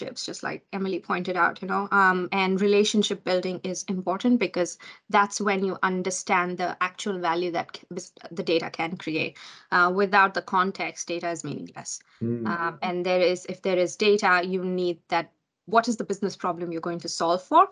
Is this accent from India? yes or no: yes; India; now in Auckland, New Zealand; I'm from India, I'm an immigrant here